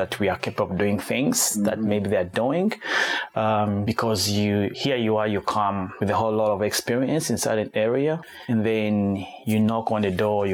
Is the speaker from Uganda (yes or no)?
yes; Kampala, Uganda; moved away as an adult; also born or lived in Rwanda / Sydney, Australia; now in Tasmania, Australia; I'm originally from Rwanda, but I was born and raised in Uganda.